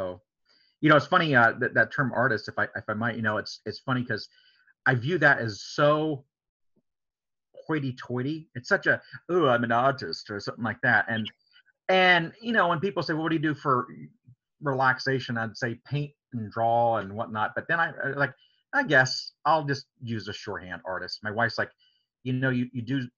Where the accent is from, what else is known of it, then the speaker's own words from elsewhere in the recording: Coshocton, Ohio, United States; I grew up in Coshocton County and this big metropolis of Coshocton.